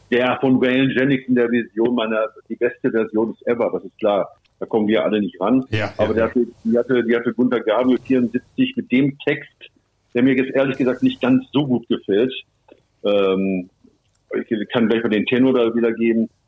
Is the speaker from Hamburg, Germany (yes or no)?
no; Bielefeld, North Rhine-Westphalia, Germany; accent: Westphalian; Ich bin aus Westfalen, mhm. wie er auch. Ja. ja ich komme aus Bielefeld, 15 Kilometer weiter ist Bünde, da kommt er her.